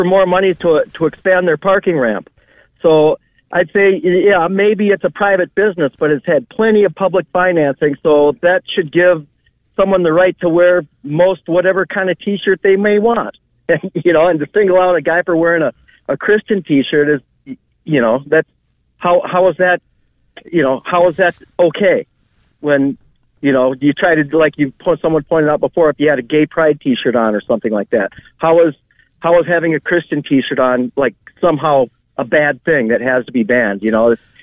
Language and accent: English; Minneapolis, Minnesota, United States; I'm from Minneapolis